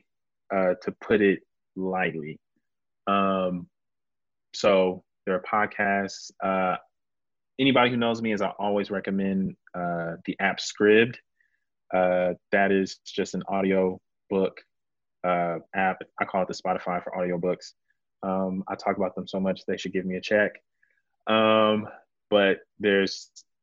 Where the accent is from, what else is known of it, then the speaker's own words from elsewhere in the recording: Houston, Texas, United States; also born or lived in Dallas-Fort Worth area; now in Dallas, United States; I'm originally from Houston, but being somebody who's been in kind of the DFW area for a long time